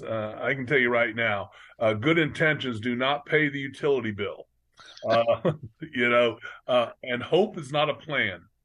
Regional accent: Orlando, Florida, United States; I'm one of the rare few that was actually born and raised in Orlando

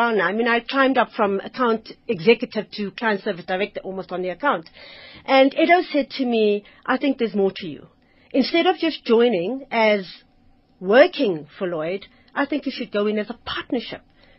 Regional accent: Zimbabwe; I think coming from Zims, my accent for some reason and my name gave the wrong impression of who I actually was.

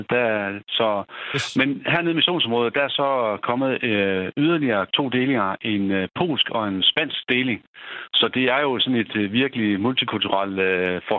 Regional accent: Denmark; Jeg er for hjemme fra Danmark er, og så blev udsendt med et bidrag hertil, øh, hvor jeg har et af mine kompanier med.

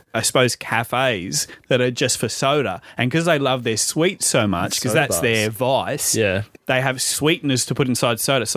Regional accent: Australia; also born or lived in Cairns / Brisbane; where's your accent from? I said, oh, Australia

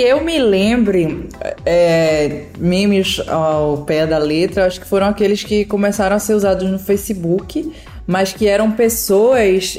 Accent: Pernambuco, Brazil; eu sou pernambucana

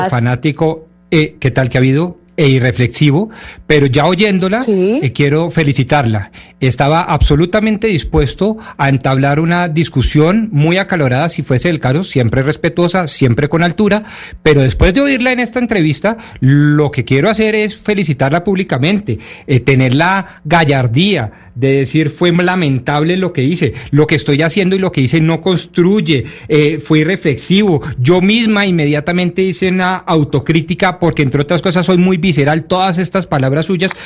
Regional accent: Colombia; como colombiano

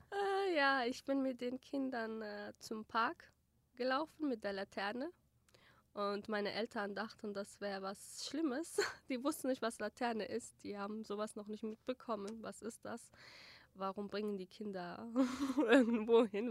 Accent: Germany; German is a second language; now in Erbil, Iraq; Ich war sechs. Erstes Schuljahr habe ich dort äh, gemacht.

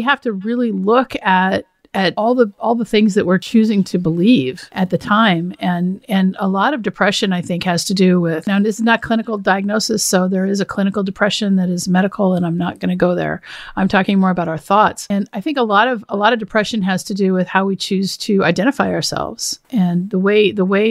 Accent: Washington, United States; I went to this small school in Seattle, actually, because I grew up in Washington State

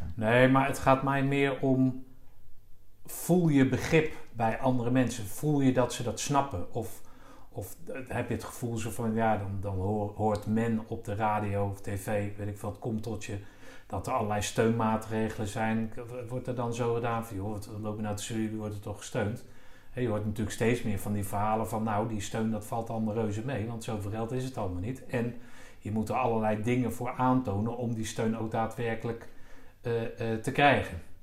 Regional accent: The Hague, South Holland, Netherlands; ik zelf in Den Haag eh, geboren ben

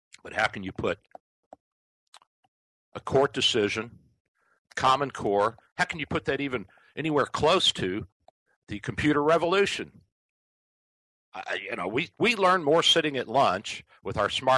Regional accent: Kentucky, United States; Kentucky, my home state

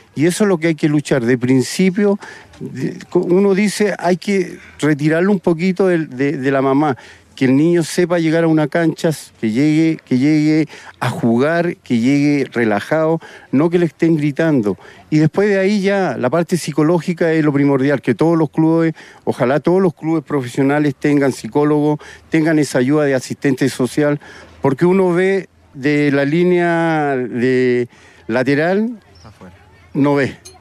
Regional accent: Valparaíso, Chile; me formé en Wander, soy guanderino, soy porteño, nací en Valparaíso

